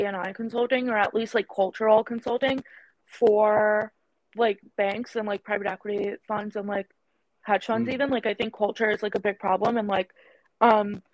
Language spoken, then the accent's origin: English; New York City, New York, United States; accent: vocal fry; I'm Indian, like, culturally. And even though I was born and raised here